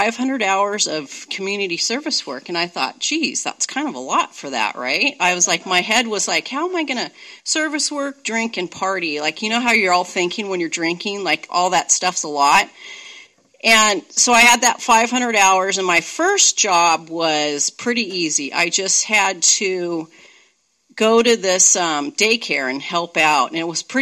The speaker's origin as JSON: {"language": "English", "town": "Santa Monica", "region": "California", "country": "United States", "tie": "born or raised there", "also_born_or_lived": "Redondo Beach, California", "moved": "yes", "lives_now": "Seattle, United States", "said": "So I grew up in California. I grew up in Santa Monica. Then we moved to Redondo Beach. And I went to school there, did everything there, drank there"}